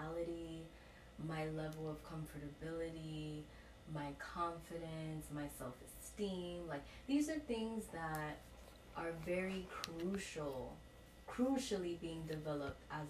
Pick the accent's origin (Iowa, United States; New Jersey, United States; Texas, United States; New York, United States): New York, United States; New York City; I grew up in the South Bronx